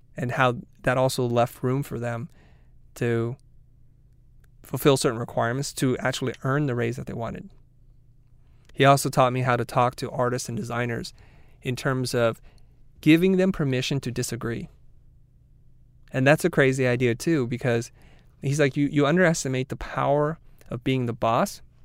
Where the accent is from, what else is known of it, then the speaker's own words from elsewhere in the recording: United States; as a person growing up in America, being first generation